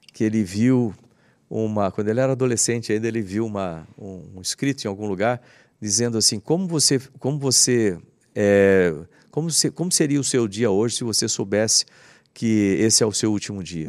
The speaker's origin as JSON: {"language": "Portuguese", "town": "Bauru", "region": "São Paulo", "country": "Brazil", "tie": "born or raised there", "said": "Eu cresci lá em Bauru"}